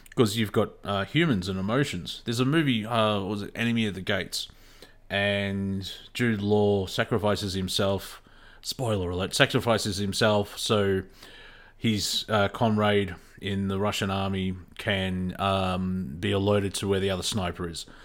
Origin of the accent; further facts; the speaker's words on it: Australia; accent: Australian; I was brought up in a, um, an Australian school system